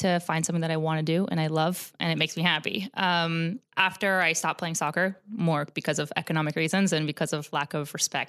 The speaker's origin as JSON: {"language": "English", "town": "West Palm Beach", "region": "Florida", "country": "United States", "tie": "born or raised there", "said": "Actually born and raised in West Palm Beach."}